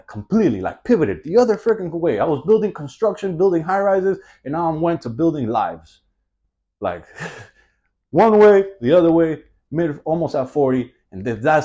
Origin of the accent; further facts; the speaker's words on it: Miami, Florida, United States; I'm born and raised in Miami